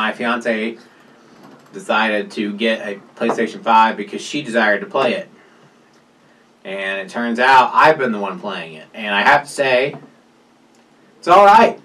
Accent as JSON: {"language": "English", "region": "South Carolina", "country": "United States", "moved": "yes", "lives_now": "Indiana, United States", "said": "I'm from South Carolina"}